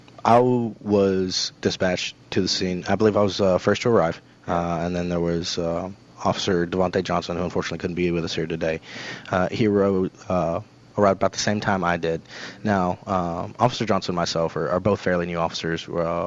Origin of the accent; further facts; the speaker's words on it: Honduras; born there; Yes, sir, I was. I was born in Honduras.